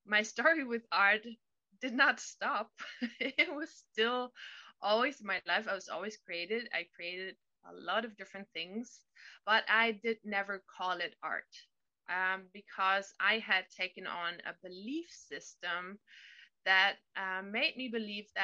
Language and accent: English; Berlin, Germany; now in California, United States; I am living in California now, but I'm originally from Germany, from Berlin.